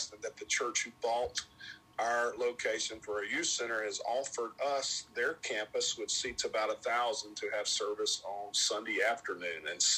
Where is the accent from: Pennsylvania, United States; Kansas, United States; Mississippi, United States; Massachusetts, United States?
Mississippi, United States; Columbia; now in Tupelo, United States; close to where I was raised, which is Columbia. And my father and mother moved to Columbia, Mississippi when I was three. And so I grew up in and around the Woodlawn Church in Columbia, Mississippi